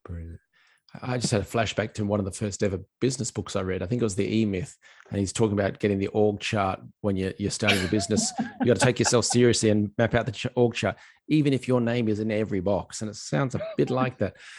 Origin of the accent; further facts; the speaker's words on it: Australia; as an Aussie